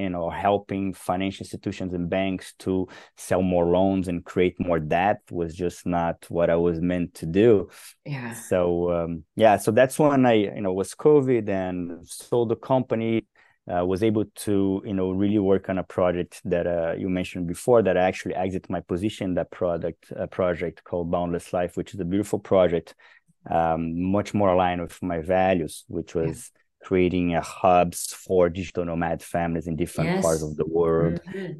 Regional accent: Brazil; born there; You know, I come from Brazil. I was born and raised, no, I was raised in multiple countries, but I was born in Brazil

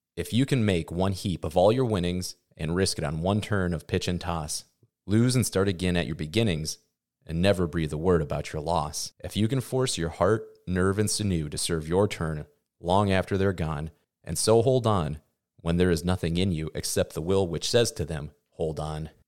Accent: Midwest, United States; growing up in the Midwest

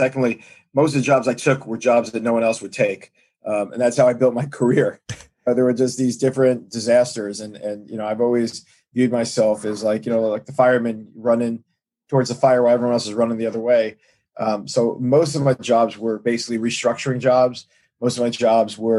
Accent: New York City, New York, United States; I grew up in Brooklyn. I grew up in Brooklyn in Flatbush

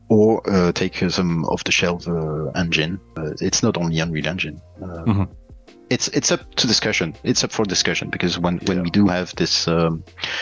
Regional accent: Liège, Wallonia, Belgium; now in Sweden; Originally, I come from Belgium, and my hometown is Liège

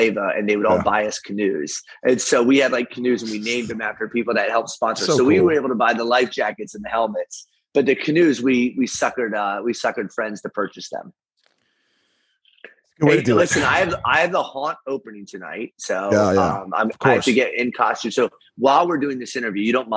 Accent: Valley Mill, Maryland, United States; we grew up in Valley Mill.

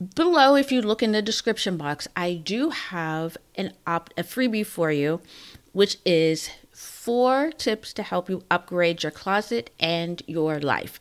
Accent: Pittsburgh, Pennsylvania, United States; moved away; I'm from Pittsburgh

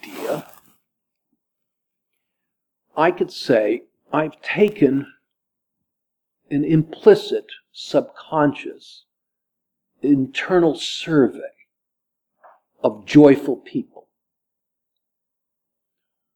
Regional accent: United States; We're Americans here

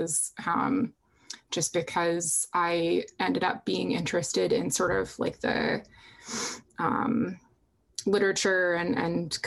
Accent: Boston, Massachusetts, United States; I'm actually from right outside of Boston. I was born in Boston, grew up like literally like 2 minutes from a Welcome to Boston sign

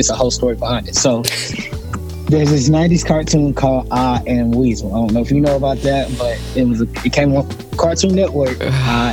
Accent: North Carolina, United States; moved away as an adult; now in Knoxville, United States; born and raised in North Carolina, but recently, literally like 3 weeks ago, moved out to Knoxville, Tennessee

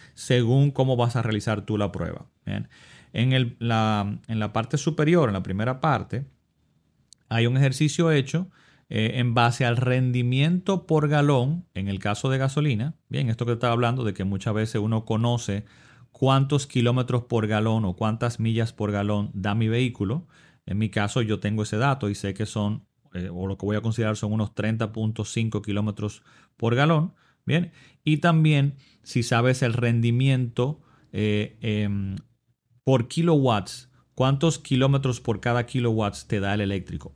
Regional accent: Dominican Republic; mi país

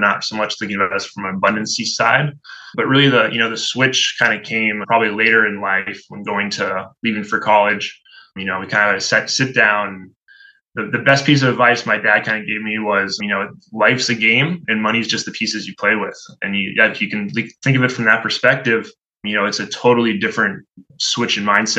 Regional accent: Hingham, Massachusetts, United States; I grew up in a little town outside of Boston called Hingham.

